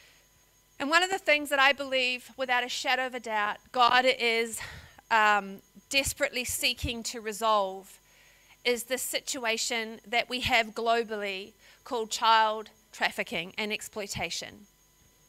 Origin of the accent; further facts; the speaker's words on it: New Zealand; moved away as an adult; now in Australia; I'm a New Zealander